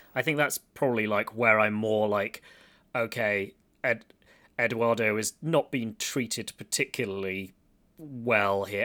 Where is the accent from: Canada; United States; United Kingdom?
United Kingdom; Stony Stratford, South East England; I grew up in Stony Stratford